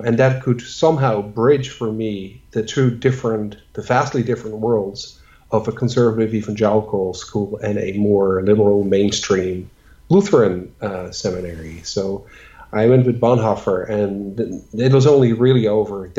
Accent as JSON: {"language": "English", "country": "Netherlands", "moved": "yes", "said": "I'm from the Netherlands"}